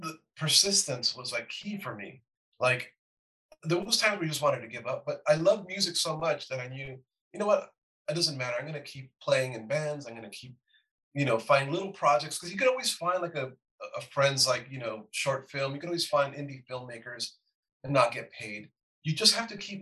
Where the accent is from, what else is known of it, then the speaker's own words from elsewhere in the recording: Los Angeles, California, United States; growing up in East